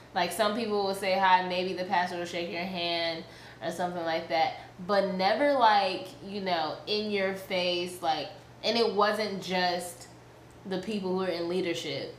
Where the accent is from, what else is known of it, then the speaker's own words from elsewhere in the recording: New York City, New York, United States; moved away; also born or lived in Columbus, Georgia; I was raised in Queens, New York